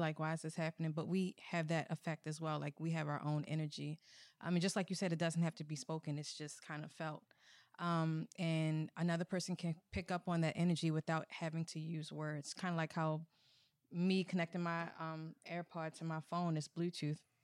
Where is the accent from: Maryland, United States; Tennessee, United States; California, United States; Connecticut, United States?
Maryland, United States; Baltimore; accent: Baltimore; I'm from Baltimore.